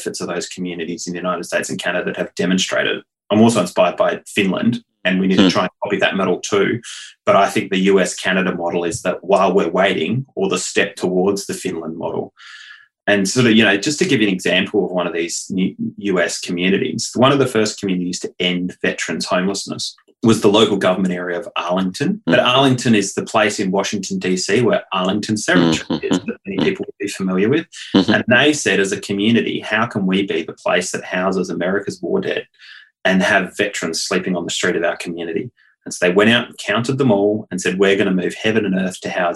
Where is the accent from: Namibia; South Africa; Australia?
Australia; Adelaide, South Australia; in my hometown of Adelaide, we were recently recognised as the third most livable city on the planet